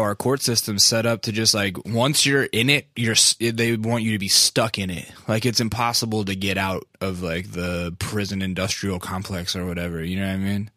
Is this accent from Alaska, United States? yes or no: yes; Alaska, United States; I'm from Alaska